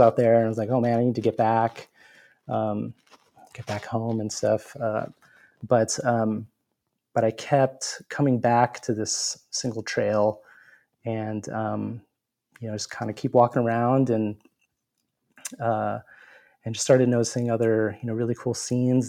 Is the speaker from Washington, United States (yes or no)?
no; San Diego, California, United States; rediscovering my hometown